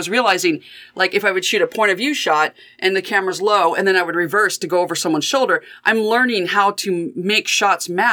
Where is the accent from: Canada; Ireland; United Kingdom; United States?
United States; Mathis, Texas; moved away as an adult; also born or lived in Athens, Ohio; now in Cincinnati, United States; growing up in Mathis, Texas